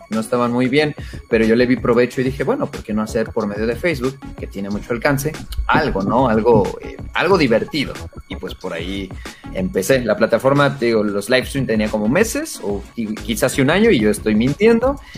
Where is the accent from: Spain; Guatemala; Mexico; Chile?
Mexico; Acapulco, Guerrero; moved away as an adult; now in Mexico City, Mexico; yo no soy de la Ciudad de México, yo soy acapulqueño, soy costeño de corazón, la verdad soy costeño. Oh, y cuando yo vivía en Acapulco, ya hace más de, ya hace 10 años, hace 10 años, estamos hablando de casi 14, 15 años